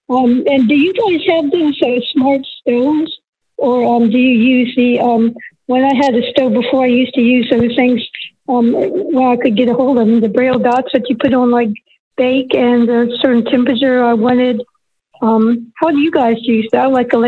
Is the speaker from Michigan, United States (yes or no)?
no; Virginia, United States; from Virginia.